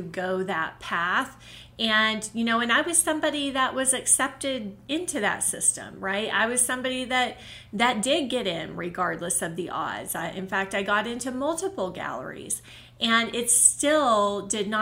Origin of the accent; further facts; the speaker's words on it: Oklahoma City, Oklahoma, United States; moved away as an adult; now in Colorado, United States; the one gallery I had in Oklahoma, which was in my hometown, my home state, Oklahoma City, I lived there in that city